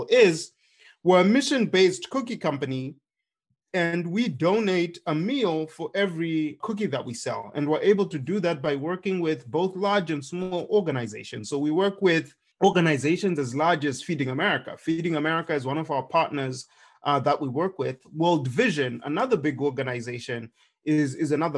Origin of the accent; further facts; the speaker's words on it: Zimbabwe; moved away as an adult; now in United States; when I was growing up in Zimbabwe